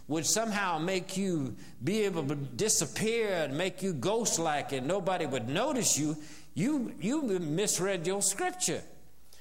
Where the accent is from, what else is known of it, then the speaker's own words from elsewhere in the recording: the South, United States; as a Southerner growing up in the South